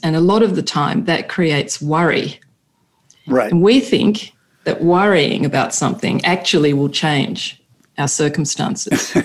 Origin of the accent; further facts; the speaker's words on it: Sydney, New South Wales, Australia; now in Italy; we are originally from Australia, Stephen from Adelaide, and me from Sydney, though I have an Italian family background